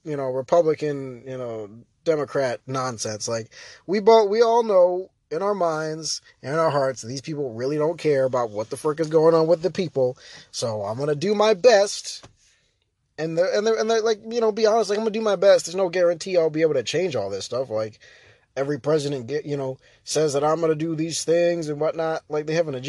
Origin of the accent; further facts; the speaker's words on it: United States; we have the ability as the American people to check our politicians